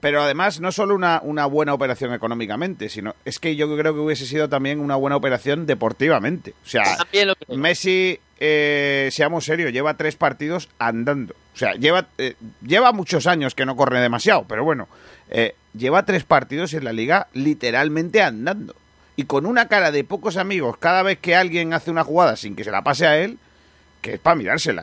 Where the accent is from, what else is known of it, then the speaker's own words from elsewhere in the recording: Rincón de la Victoria, Andalusia, Spain; el equipo de mi pueblo, el Rincón